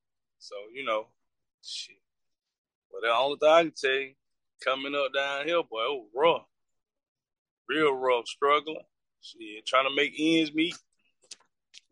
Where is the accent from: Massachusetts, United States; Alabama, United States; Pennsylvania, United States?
Alabama, United States; Anniston; I'm from Anderson, Alabama. 30 years old